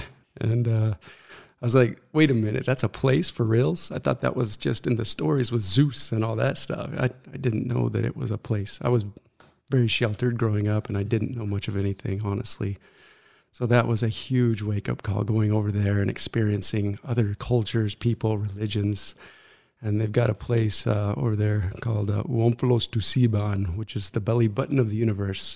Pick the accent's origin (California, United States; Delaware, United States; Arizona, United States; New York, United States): Arizona, United States; Mesa; I was born right here in Mesa, Arizona